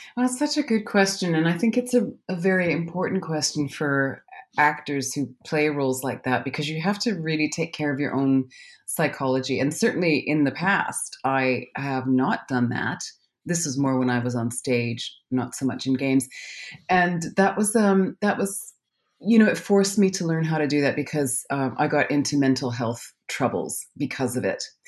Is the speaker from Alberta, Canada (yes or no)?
yes; Calgary, Alberta, Canada; now in London, United Kingdom; I'm from Calgary, Alberta, Canada. I'm a Canadian.